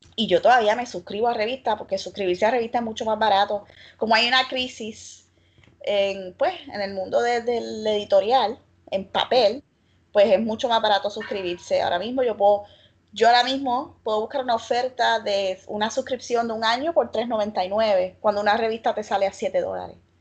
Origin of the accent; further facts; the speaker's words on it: Arecibo, Puerto Rico; yo soy de Arecibo y de Atillo